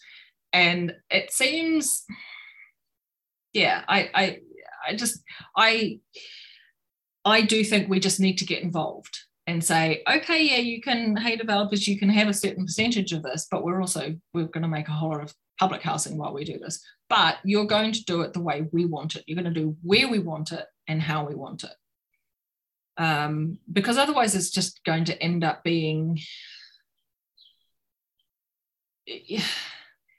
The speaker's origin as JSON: {"language": "English", "region": "Auckland", "country": "New Zealand", "tie": "born or raised there", "said": "I grew up in Ponsonby"}